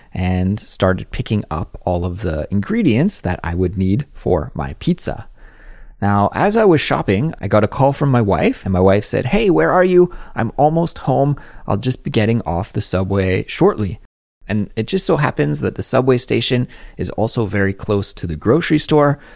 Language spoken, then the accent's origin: English; Kelowna, British Columbia, Canada; moved away as an adult; now in South Korea; my hometown is Kelowna, that is in Western Canada, and I grew up eating pierogies